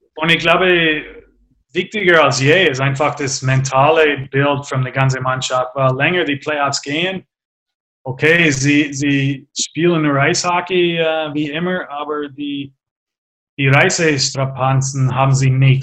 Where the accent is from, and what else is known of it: Canada; German is a second language; moved away as an adult; also born or lived in Augsburg; now in Germany